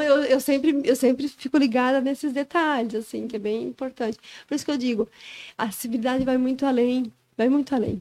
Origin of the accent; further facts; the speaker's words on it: Joinville, Santa Catarina, Brazil; Sou daqui de Joinville, natural aqui de Joinville.